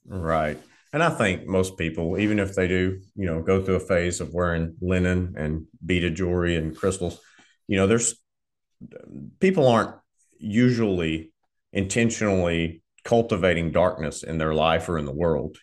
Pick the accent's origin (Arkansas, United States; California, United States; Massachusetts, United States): Arkansas, United States; Southern; I grew up in Southern Arkansas